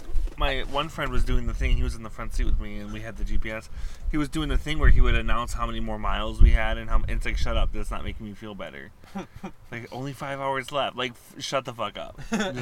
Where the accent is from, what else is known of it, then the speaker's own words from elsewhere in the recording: East Coast, United States; now in Wisconsin, United States; I'm technically from the East Coast